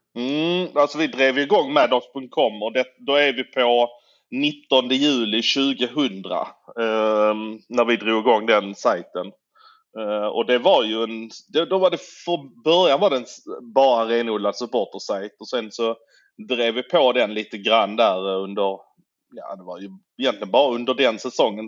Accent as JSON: {"language": "Swedish", "town": "Malmö", "region": "Skåne", "country": "Sweden", "tie": "born or raised there", "said": "jag är ju född i Malmö. Jag har alltid varit Malmöbo."}